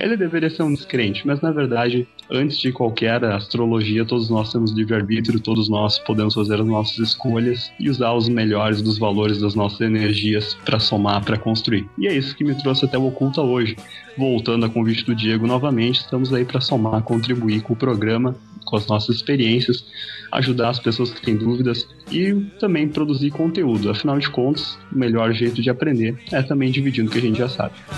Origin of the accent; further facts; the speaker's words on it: Sapiranga, Rio Grande do Sul, Brazil; sou natural de Sapiranga